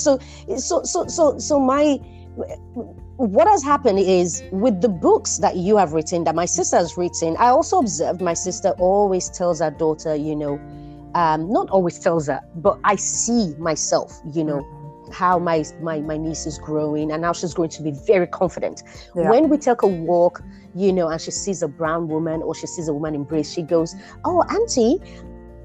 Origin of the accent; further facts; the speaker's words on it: Nigeria; also born or lived in London; now in Oslo, Norway; I'm a Nigerian lady